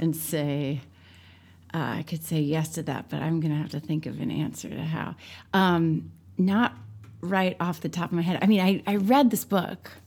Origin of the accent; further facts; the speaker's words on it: St. Louis, Missouri, United States; moved away; I'm from Saint Louis, Missouri